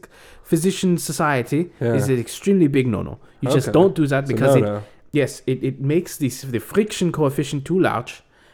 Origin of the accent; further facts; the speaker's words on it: Berlin, Germany; I grew up in Berlin. But we grew up in a little bit outside of Berlin in a small town called Weißesbrock.